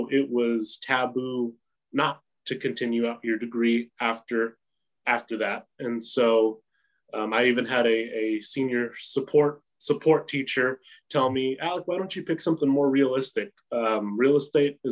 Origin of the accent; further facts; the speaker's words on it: Midland, Texas, United States; also born or lived in The Woodlands, Texas; I was raised here in Midland. I started kindergarten here in Midland